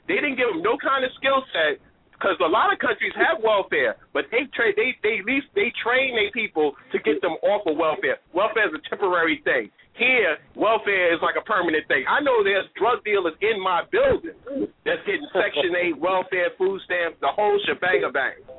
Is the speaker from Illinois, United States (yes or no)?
no; New York City, New York, United States; moved away; I come from New York City.